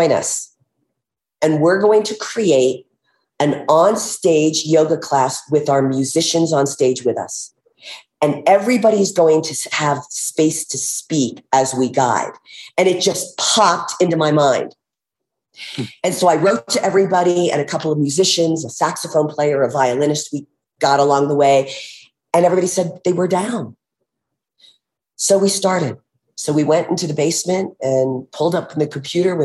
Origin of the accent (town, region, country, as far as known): United States; born or raised there; now in Aspen, United States